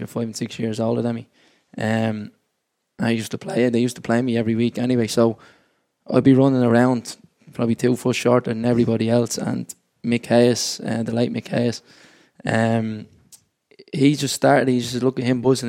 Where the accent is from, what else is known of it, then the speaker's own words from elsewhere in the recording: Dublin, Leinster, Ireland; I grew up in James Street Flats